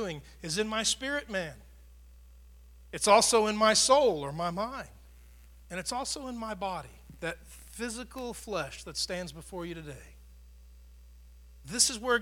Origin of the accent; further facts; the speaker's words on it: Tornado Alley, United States; I grew up in Tornado Alley